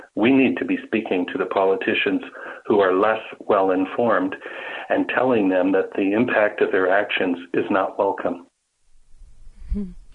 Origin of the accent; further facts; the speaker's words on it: Brampton, Ontario, Canada; moved away as an adult; now in Peterborough, Canada; before coming to the Peterborough area, I grew up in Brampton